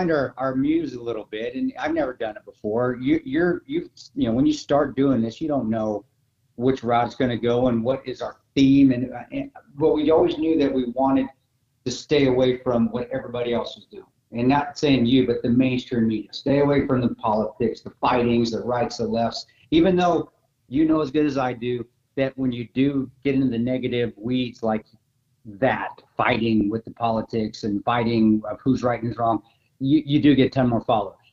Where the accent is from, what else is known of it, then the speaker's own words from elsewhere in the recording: Colorado, United States; now in Midwest, United States; growing up in small town Colorado